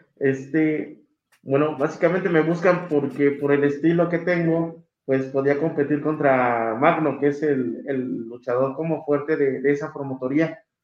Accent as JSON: {"language": "Spanish", "region": "Mexico City", "country": "Mexico", "said": "soy de la Ciudad de México"}